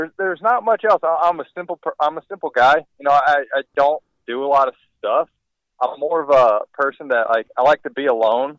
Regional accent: St. Louis, Missouri, United States; I'm from St. Louis, born and raised

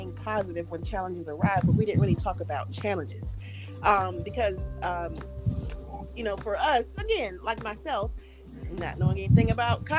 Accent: Georgia, United States; I'm from Edenton, Georgia

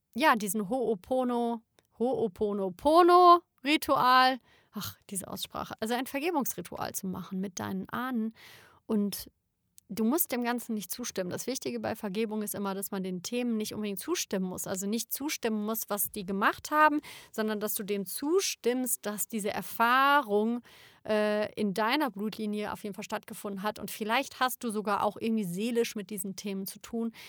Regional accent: Germany; ich bin Deutsche

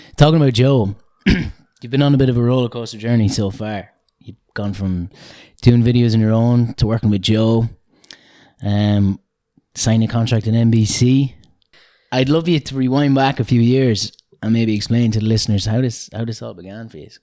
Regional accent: Mullingar, Westmeath, Ireland; from my hometown of Mullingar

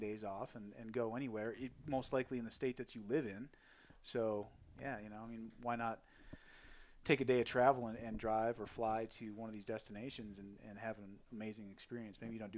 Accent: Midwest, United States; moved away; I grew up in the Midwest

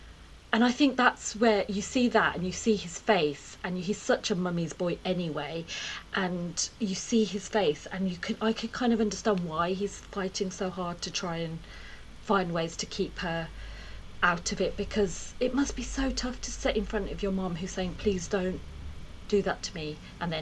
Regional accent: Birmingham, West Midlands, United Kingdom; born or raised there

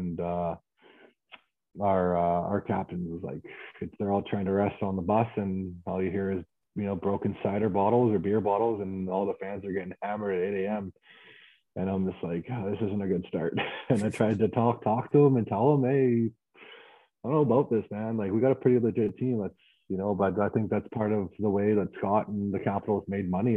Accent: Abbotsford, British Columbia, Canada; also born or lived in Burnaby; I was born in Burnaby, grew up in Abbotsford

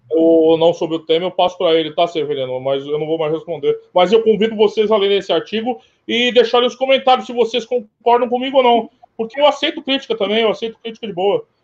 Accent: Brazil; eu sou brasileiro

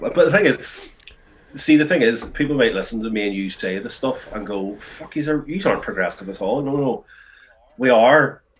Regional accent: Belfast, Northern Ireland, United Kingdom; also born or lived in England; Because I'm from Ardoy and I grew up in North Belfast.

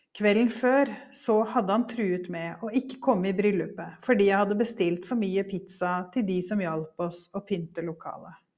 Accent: Norway; also born or lived in Devon, England; i mitt norske hverdagsliv

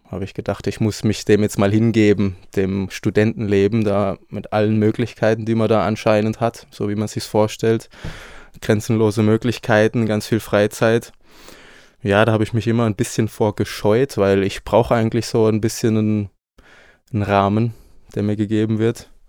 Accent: Baden-Württemberg, Germany; now in Leipzig, Germany; Ich komme aus dem Süden, in der Nähe von Freiburg. Da bin ich aufgewachsen, also komme auch vom Land, habe französische Einflüsse, habe spanische Einflüsse. Und ja, ich bin jetzt seit einem Jahr hier in Leipzig.

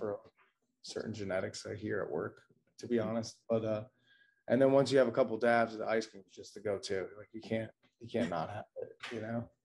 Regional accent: New Jersey, United States; now in Maine, United States; I'm originally from New Jersey

